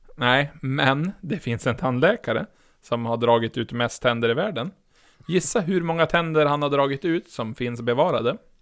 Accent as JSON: {"language": "Swedish", "area": "outside Umeå", "region": "Västerbotten County", "country": "Sweden", "said": "ifall jag säger till någon vart jag är ifrån, då säger jag ju ja, utanför Umeå"}